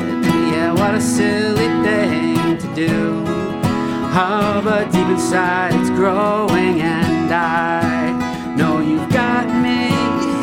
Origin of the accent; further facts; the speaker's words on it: Westport, Massachusetts, United States; also born or lived in New Bedford, Massachusetts / Boston, Massachusetts; now in East Providence, United States; I grew up in Westport, down there on the South Coast.